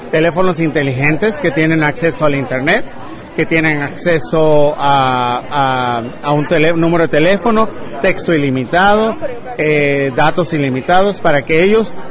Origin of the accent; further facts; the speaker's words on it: Mexico; como los latinos somos, no estamos aquí para pedir limosna, estamos aquí para trabajar, a echarle, a echarle ganas, como decimos en mi México.